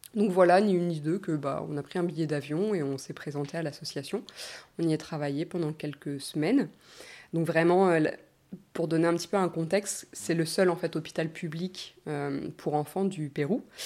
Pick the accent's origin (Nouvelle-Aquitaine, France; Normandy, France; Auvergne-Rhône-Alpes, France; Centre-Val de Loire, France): Normandy, France; moved away as an adult; also born or lived in Australia; je suis née en Normandie, j'ai grandi en Normandie pendant 20 ans